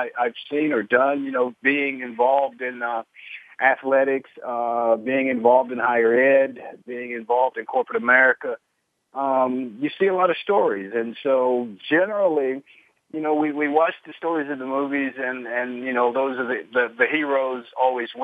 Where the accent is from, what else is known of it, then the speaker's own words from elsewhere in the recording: Birmingham, Alabama, United States; moved away; also born or lived in Los Angeles; I grew up in segregated Birmingham, Alabama